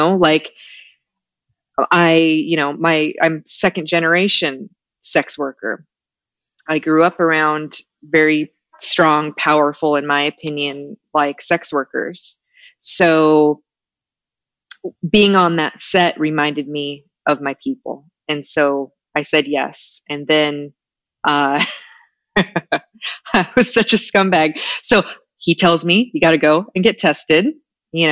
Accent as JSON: {"language": "English", "region": "Pacific Northwest", "country": "United States", "also_born_or_lived": "Portland / Rancho Cucamonga", "moved": "yes", "said": "I'm from the Pacific Northwest."}